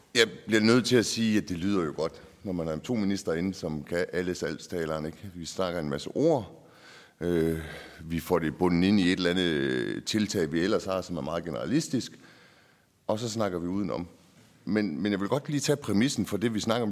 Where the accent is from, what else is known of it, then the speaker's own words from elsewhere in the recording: Nyborg, Southern Denmark, Denmark; jeg er fra Nyborg